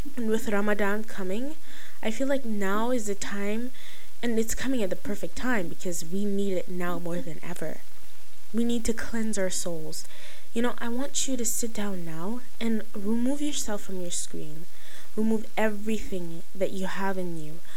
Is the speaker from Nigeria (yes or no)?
yes; Nigeria; I'm Nigerian